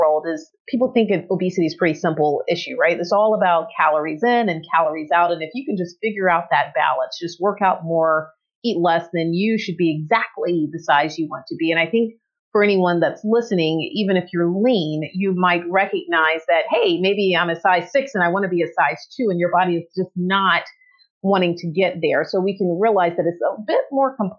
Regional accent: Atlanta, Georgia, United States; moved away; I was born and raised in Atlanta, Georgia

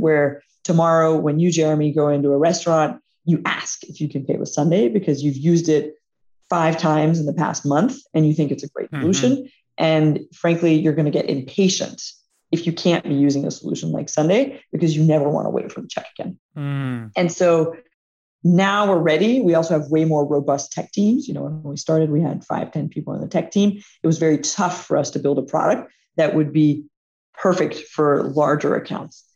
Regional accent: Atlanta, Georgia, United States; it's also where our headquarters is. It's, it's my hometown

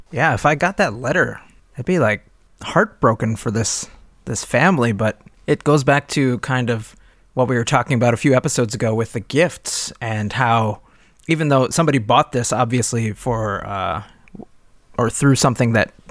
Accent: Baltimore, Maryland, United States; Yup. We're from Baltimore.

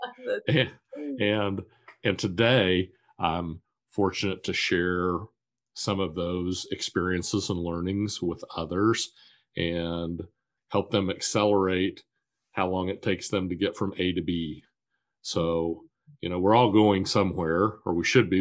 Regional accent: Wichita, Kansas, United States; I was born and raised in Wichita, Kansas

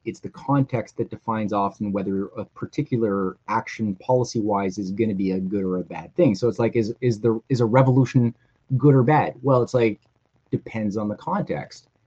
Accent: Canada; I'm a Canadian writer.

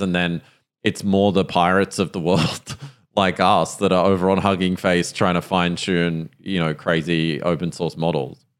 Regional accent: Australia; accent: Australian

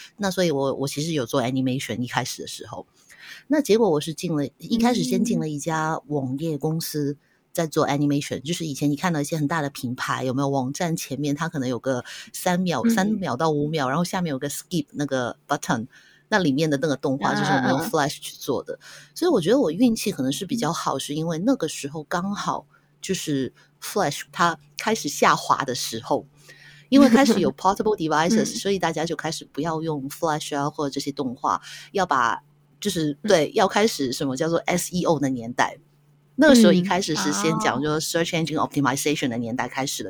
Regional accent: Hong Kong

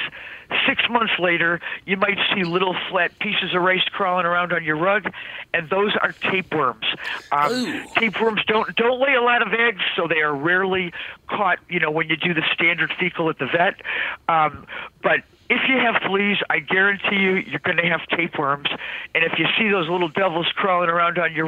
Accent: Cleveland, Ohio, United States; I grew up in Cleveland, Ohio

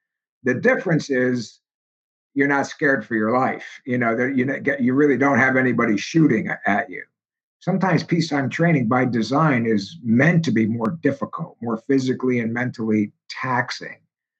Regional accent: Schenectady, New York, United States; growing up in Schenectady at the time, we would get snowfalls 2, 3, 4 feet at a shot.

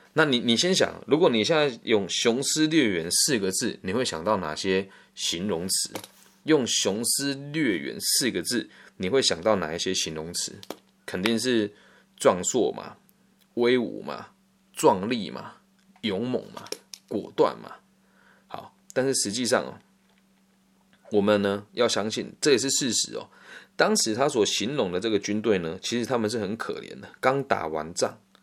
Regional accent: Erlin, Changhua County, Taiwan; also born or lived in Puyan, Changhua County; 像我的故乡，呃，补延跟二林就很多枪击要犯

